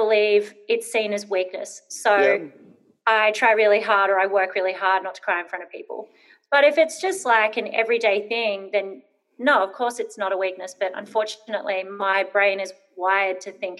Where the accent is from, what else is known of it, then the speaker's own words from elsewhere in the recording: Brisbane, Queensland, Australia; I grew up in Brisbane, moved around a lot. I probably moved 16 times before I turned 12.